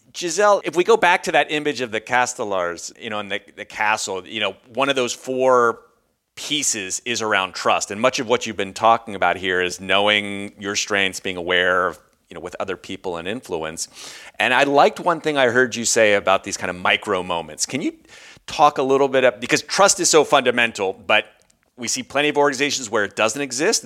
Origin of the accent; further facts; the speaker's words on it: United States; moved away; also born or lived in Europe; we're both from the States, uh, Americans